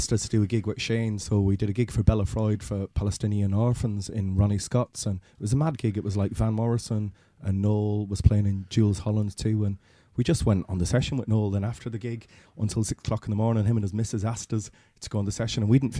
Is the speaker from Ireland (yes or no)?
yes; Drumlish, Leinster, Ireland; We're from Drumlish.